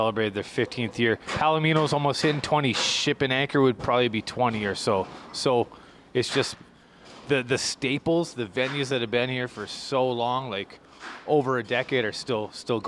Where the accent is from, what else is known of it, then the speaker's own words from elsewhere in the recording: New Brunswick, Canada; moved away as an adult; now in Calgary, Canada; So I moved to Calgary 8 years ago from New Brunswick. I'm from the East Coast.